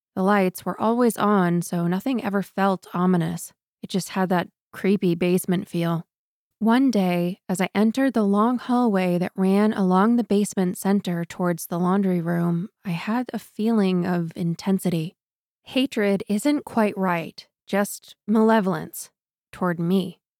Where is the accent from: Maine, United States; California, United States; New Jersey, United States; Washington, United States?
Maine, United States; Newport; I grew up in Newport